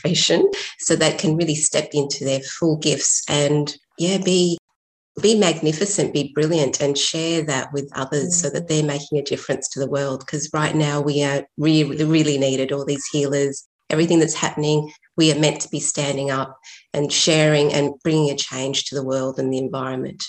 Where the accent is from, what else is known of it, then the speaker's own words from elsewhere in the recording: Sydney, New South Wales, Australia; also born or lived in Chile; I was born in Chile, and my family left because of the political problems and went to Australia, Sydney. So I grew up in a very isolated community